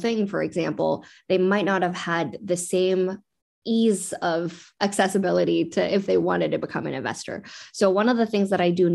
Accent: West Coast, United States; also born or lived in Beijing, China / Vancouver, Canada; now in San Francisco Bay Area, United States; I was born in Beijing myself, though my sister was born here, and grew up on the West Coast

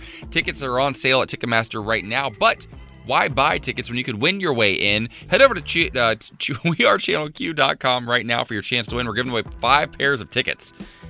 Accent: Midwest, United States; I'm from the Midwest. You have a lot of Muellers back home.

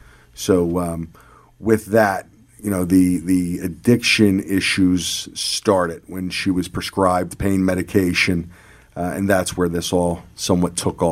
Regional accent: Warminster, Pennsylvania, United States; also born or lived in Doylestown; So we grew up in the Warminster area and then later moved up to Doylestown, Pennsylvania.

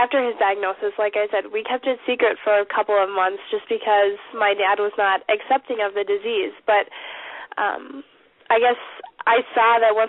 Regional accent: Brainerd, Minnesota, United States; right here in my hometown, Brainerd

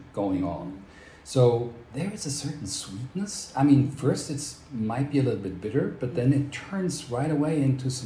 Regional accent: Basel, Basel-Stadt, Switzerland; born or raised there; English is a second language; moved away as an adult; also born or lived in Hamburg, Germany / United States; now in Zurich, Switzerland

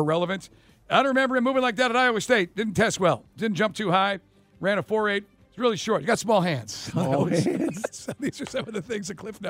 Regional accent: Ireland; Well, I'm Irish. I've got tiny little hands.

